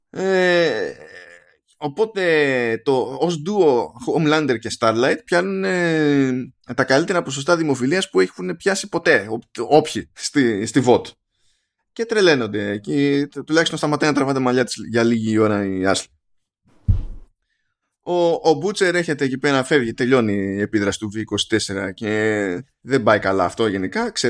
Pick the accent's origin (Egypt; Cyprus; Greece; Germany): Egypt; ξέρω, τι να σας πω, είμαι από την Αίγυπτο. Άρα από την Αφρική.